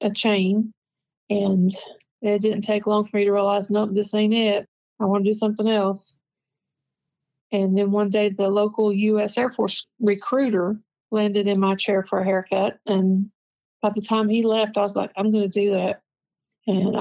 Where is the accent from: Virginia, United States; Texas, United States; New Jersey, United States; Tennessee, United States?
Tennessee, United States; Lansing; also born or lived in Central California; I was born and raised in East Tennessee. I grew up and lived most of my life in a town called Lansing